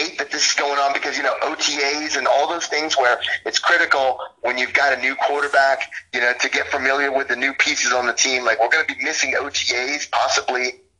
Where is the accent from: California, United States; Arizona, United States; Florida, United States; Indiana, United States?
Florida, United States; Tampa; also born or lived in Clearwater, Florida; now in New York, United States; I'm from, born and raised in Tampa